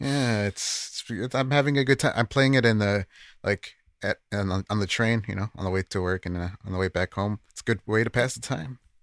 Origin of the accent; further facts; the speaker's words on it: United States; as an American